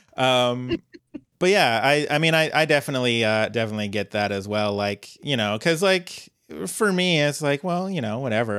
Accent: Colorado, United States; moved away; born and raised in Colorado

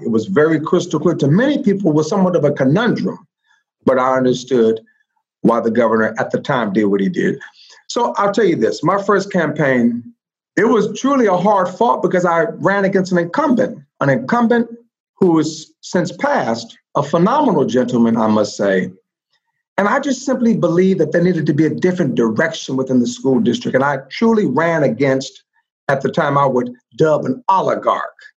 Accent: Compton, California, United States; Born and reared in Compton

